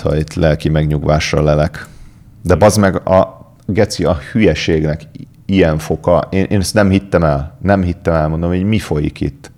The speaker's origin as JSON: {"language": "Hungarian", "region": "Budapest", "country": "Hungary", "tie": "born or raised there", "said": "ugye én a nyolcadik kerületben nőttem fel"}